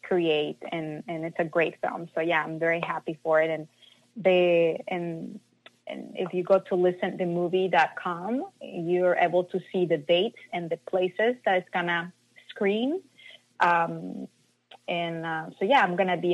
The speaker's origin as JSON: {"language": "English", "town": "Mazatlán", "region": "Sinaloa", "country": "Mexico", "tie": "born or raised there", "moved": "yes", "said": "I'm from Mazatlan, and at that time there was not much guidance"}